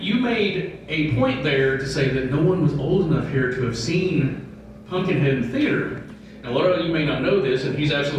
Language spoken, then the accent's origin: English; Morristown, Tennessee, United States; I grew up in Morristown, Tennessee, home of the Evil Dead, the original